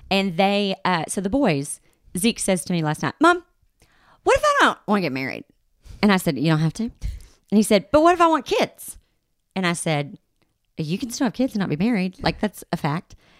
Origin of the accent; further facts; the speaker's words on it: the Bible Belt, United States; I grew up in the Bible Belt